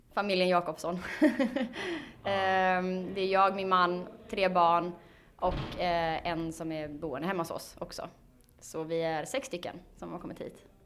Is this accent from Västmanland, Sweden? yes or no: no; Falkenberg, Halland County, Sweden; Vi kommer från eh, Falkenberg.